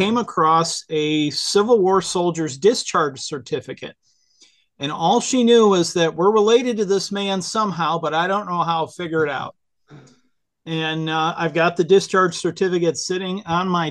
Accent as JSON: {"language": "English", "town": "Whitehouse", "region": "Ohio", "country": "United States", "tie": "born or raised there", "also_born_or_lived": "Toledo, Ohio", "said": "I'm from Northwestern Ohio, grew up in a little town called White House, which is not so little anymore, but it was pretty little when I was growing up, and then in Toledo as well."}